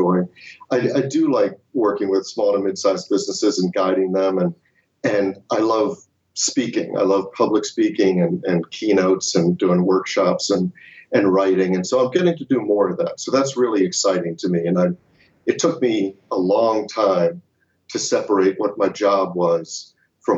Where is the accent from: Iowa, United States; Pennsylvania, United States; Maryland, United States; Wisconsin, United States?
Maryland, United States; Baltimore; I grew up in Baltimore, Maryland